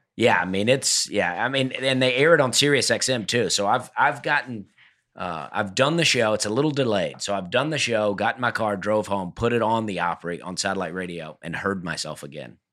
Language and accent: English; Alabama, United States; We're all from Alabama